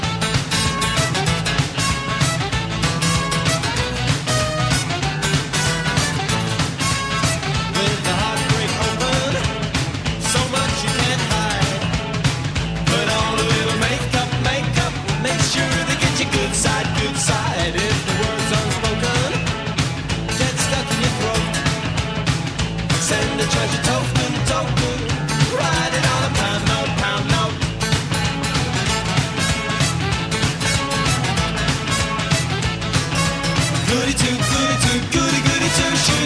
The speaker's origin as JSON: {"language": "English", "country": "United States", "moved": "yes", "lives_now": "London, United Kingdom", "said": "As an American"}